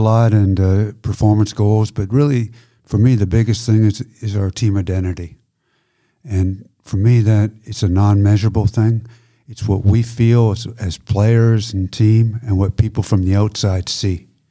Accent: Canada; moved away as an adult; now in Germany; I'm Canadian, I played for Canada, grew up in Canada

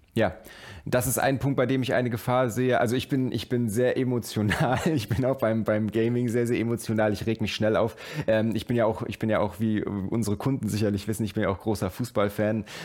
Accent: Germany; Bei uns in Deutschland ist das Thema natürlich sehr, sehr viel später wie immer aufgekommen

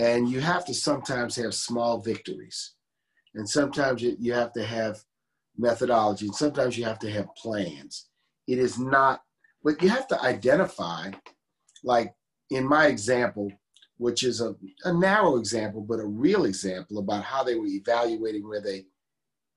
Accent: New Orleans, Louisiana, United States; born or raised there

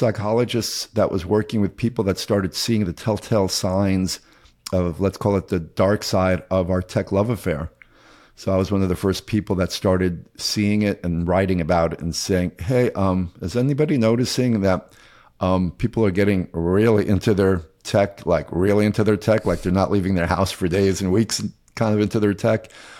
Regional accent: Queens, New York, United States; I grew up in Queens, New York, and went to the Bronx High School of Science

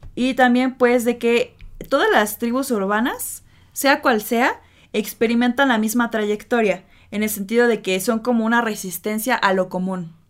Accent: Mexico; la cultura que tenemos como mexicanos

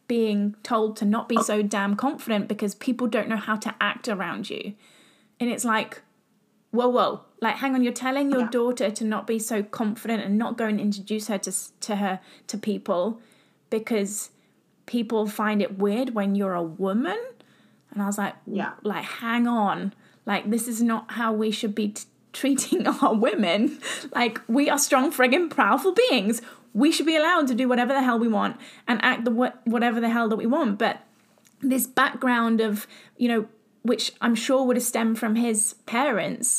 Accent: England, United Kingdom; I'm from England. Everyone knows that I'm from England.

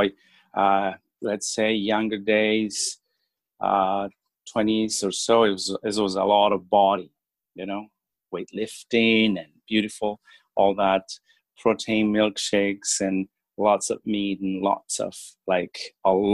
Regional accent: Bolivia; moved away as an adult; now in Etobicoke, Canada; I'm originally from Bolivia, so I practice there as well

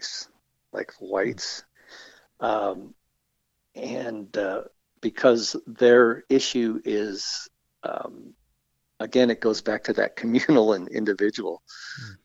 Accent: the South, United States; moved away as an adult; now in Calgary, Canada; I grew up in the States

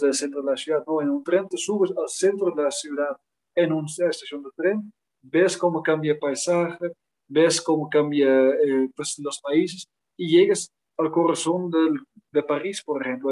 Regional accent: Netherlands; Spanish is a second language; moved away as an adult; also born or lived in Quito, Ecuador; now in Mexico; nosotros holandeses

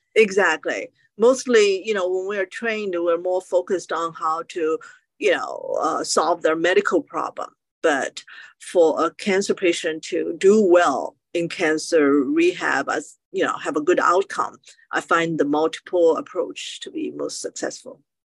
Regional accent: China; now in United States; I grew up in China and I was exposed to acupuncture

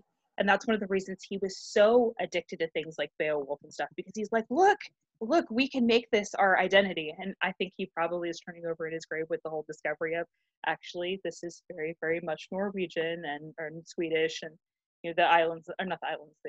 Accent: Scotland, United Kingdom; I think I'm Scottish, so I like anything that we can do, right?

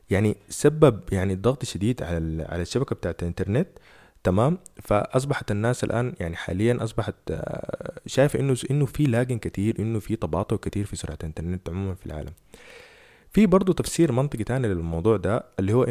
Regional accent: Sudan; احنا مثلا عندنا في السودان سرعة النت هي اصلا للاسف الشديد

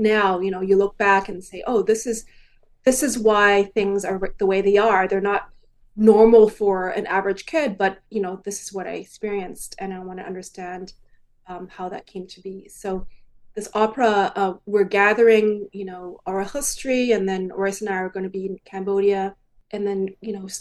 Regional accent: Edmonton, Alberta, Canada; moved away; I went back to my parents' house in Edmonton, in the same house that I grew up

